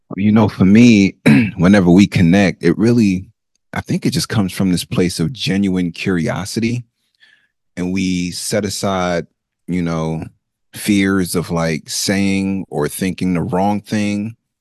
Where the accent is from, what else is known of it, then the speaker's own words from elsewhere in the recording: Nigeria; I am Nigerian. Uh, I am from the Ibo language speaking group of Nigeria.